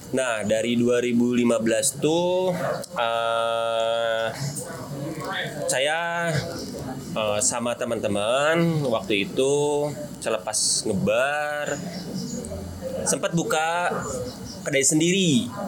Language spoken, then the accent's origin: Indonesian; Singaparna, West Java, Indonesia; now in Bandung, Indonesia; Kebetulan saya aslinya dari Tasikmalaya, Pak, dari Singaparna.